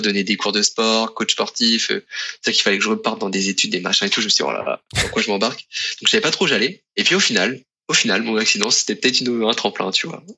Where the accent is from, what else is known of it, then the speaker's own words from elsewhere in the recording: Tours, Centre-Val de Loire, France; moved away as an adult; also born or lived in Côte d'Azur; je suis originaire de Tours